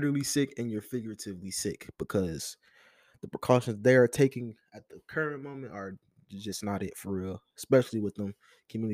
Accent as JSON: {"language": "English", "town": "Detroit", "region": "Michigan", "country": "United States", "tie": "born or raised there", "said": "growing up in Detroit, you kind of see the ruins of, like, the old riots"}